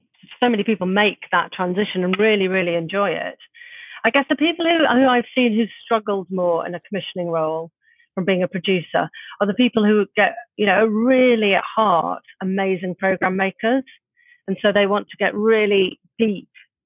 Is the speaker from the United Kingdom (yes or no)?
yes; Middlesbrough, North East England, United Kingdom; also born or lived in London; now in Brighton, United Kingdom; I'm from Middlesbrough originally